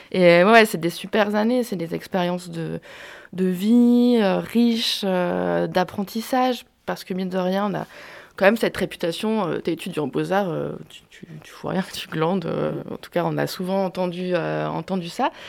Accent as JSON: {"language": "French", "town": "Rennes", "region": "Brittany", "country": "France", "said": "Je venais de Rennes avant d'aller en Bourgogne. Je voulais rester dans l'Ouest parce que j'avais quand même une attache familiale euh, dans la région, en Anjou. Et, euh, mes parents, ma famille étaient à Rennes"}